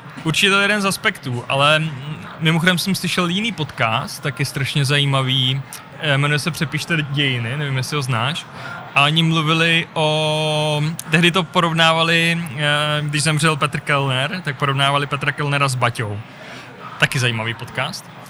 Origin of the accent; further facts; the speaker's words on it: Zlín, Zlín Region, Czechia; moved away as an adult; also born or lived in Prague; Jsem Zlíňák, žil jsem nějakou dobu v Praze a teď jsem zpátky ve Zlíně